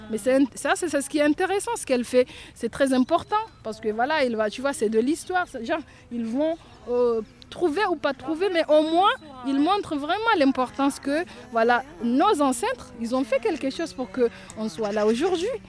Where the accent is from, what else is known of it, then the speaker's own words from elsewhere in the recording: Comoros; euh, je suis comorienne.